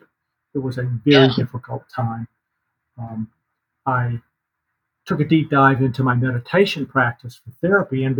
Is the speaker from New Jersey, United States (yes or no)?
no; North Carolina, United States; moved away as an adult; also born or lived in San Francisco, California; I grew up in North Carolina.